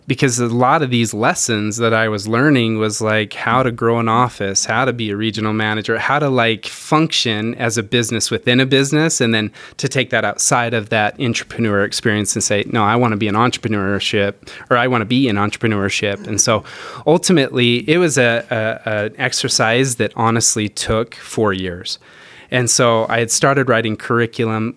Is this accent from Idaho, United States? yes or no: yes; Rexburg, Idaho, United States; moved away; I grew up in a little town, Rexburg, Idaho